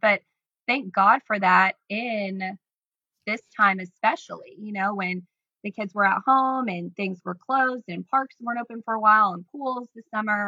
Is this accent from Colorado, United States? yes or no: no; Decatur, Illinois, United States; also born or lived in Chicago, Illinois; I grew up in Decatur, Illinois